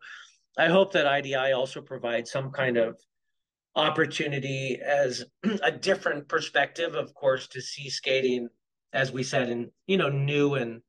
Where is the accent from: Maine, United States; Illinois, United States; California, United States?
Maine, United States; Kittery; lives in my hometown of Kittery.